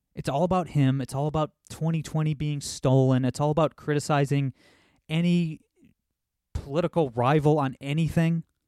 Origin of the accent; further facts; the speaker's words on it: Ohio, United States; my home state of Ohio